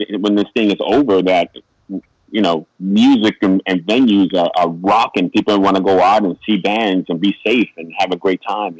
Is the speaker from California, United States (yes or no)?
no; New York City, New York, United States; I'm born and raised in New York City